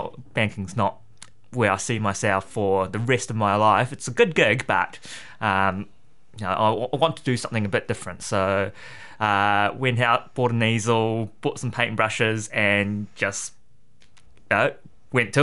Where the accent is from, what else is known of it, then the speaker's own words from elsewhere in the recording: Rotorua, Bay of Plenty, New Zealand; moved away as an adult; also born or lived in Singapore; now in Hamilton, New Zealand; I grew up in Rotorua and went overseas to study finance in Singapore